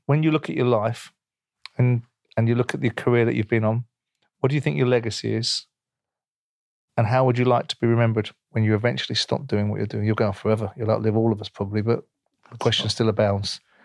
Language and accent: English; United Kingdom; as a Brit